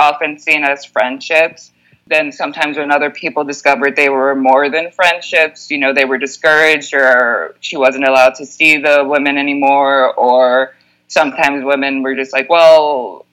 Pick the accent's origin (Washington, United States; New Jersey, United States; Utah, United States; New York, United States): New York, United States; New York City; moved away; I grew up in New York